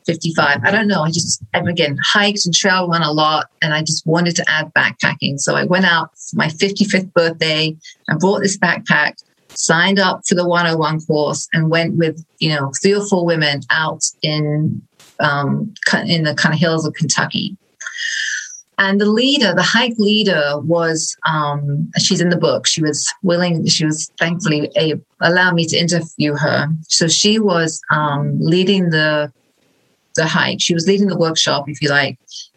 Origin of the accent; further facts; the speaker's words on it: England, United Kingdom; moved away as an adult; now in Midwest, United States; I was born originally in England